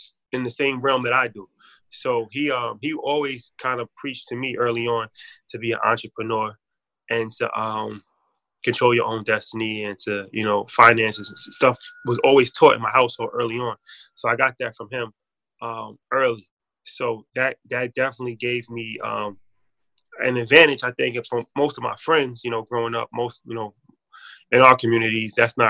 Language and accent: English; White Plains, New York, United States; also born or lived in Bronx, New York; I grew up in the Bronx. I'm from the Bronx originally. And I moved from the Bronx like age 10, and then I moved to White Plains, which is where I live now, in Westchester.